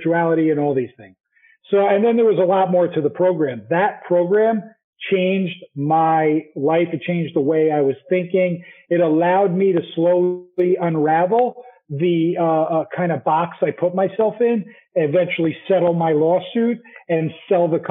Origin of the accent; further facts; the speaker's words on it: New Jersey, United States; moved away as an adult; also born or lived in New York / Utah; I'm from Jersey